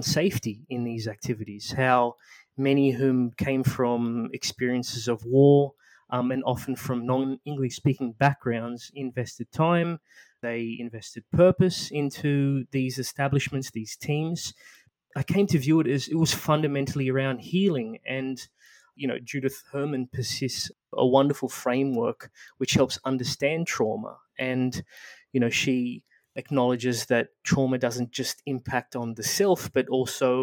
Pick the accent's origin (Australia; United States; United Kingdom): Australia; my background growing up in Australia. My parents are from the island of Mauritius